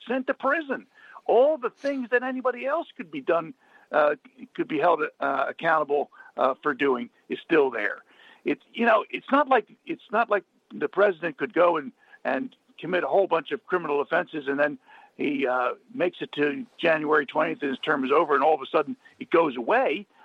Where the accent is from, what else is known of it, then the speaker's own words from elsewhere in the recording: Montgomery County, Pennsylvania, United States; also born or lived in Abington, Pennsylvania; I grew up in Baderwood